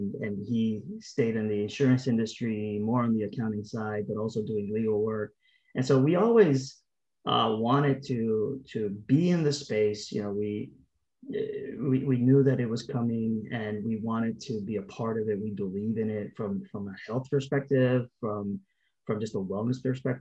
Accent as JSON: {"language": "English", "country": "Puerto Rico", "tie": "born or raised there", "moved": "as an adult", "said": "I was born and raised in Puerto Rico"}